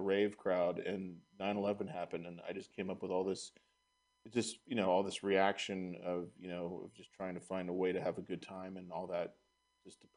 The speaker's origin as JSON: {"language": "English", "area": "Marin County", "region": "California", "country": "United States", "tie": "born or raised there", "also_born_or_lived": "San Francisco"}